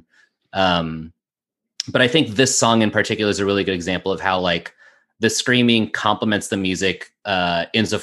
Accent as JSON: {"language": "English", "town": "Las Vegas", "region": "Nevada", "country": "United States", "tie": "born or raised there", "also_born_or_lived": "Chicago", "moved": "as an adult", "said": "I grew up in Las Vegas"}